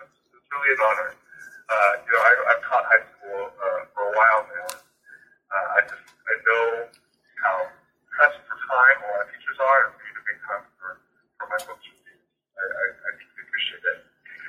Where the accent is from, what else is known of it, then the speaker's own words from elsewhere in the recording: California, United States; I'm a Chinese American. I was born in the San Francisco Bay Area. I spent pretty much all of my life in the Bay Area.